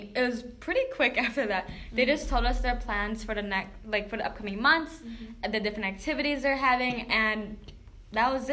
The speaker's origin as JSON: {"language": "English", "region": "Illinois", "country": "United States", "tie": "born or raised there", "also_born_or_lived": "Philippines", "moved": "as an adult", "lives_now": "Grand Rapids, United States", "said": "I moved to Illinois when I was 4, and I've always been surrounded dominantly by white people."}